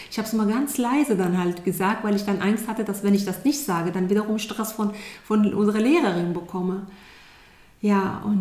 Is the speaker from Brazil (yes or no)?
no; Iran; now in Germany; meine Kindheit war im Grunde äh, wie die Kindheit vieler Kinder hier in Deutschland. Das war nicht anders.